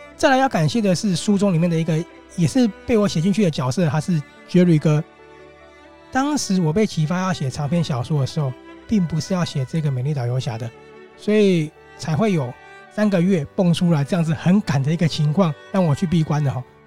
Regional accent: Taiwan; 他是一部献给我们台湾人、献给这片土地的作品

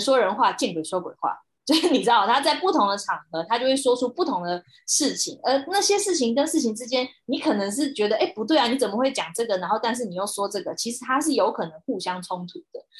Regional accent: Taiwan; 我认为我是一个台湾人

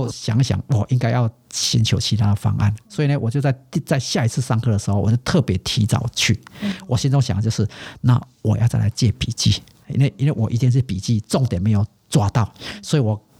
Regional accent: Taiwan; 我说哦，我是台湾来的。

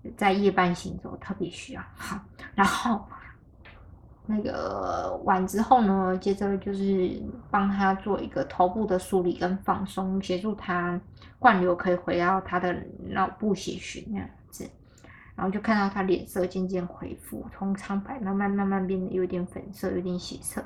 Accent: Taichung, Taiwan; 就回到台中了。 就回家我家乡了

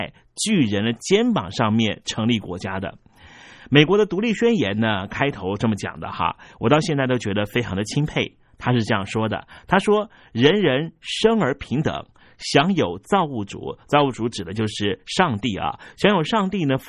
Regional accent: Jiangsu, China; 所以，我们江苏人就不是人了，我们的生命权要因此被剥夺了。

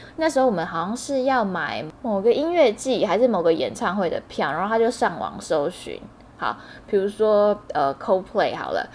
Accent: Hualien, Hualien County, Taiwan; 因为我是花莲人，所以在花莲车票也是一票难求。在我小时候的那个花莲

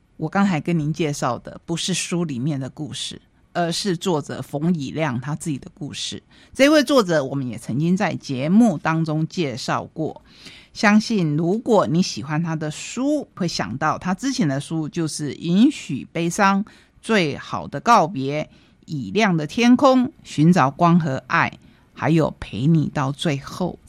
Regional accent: Taitung, Taitung County, Taiwan; 我是台东人

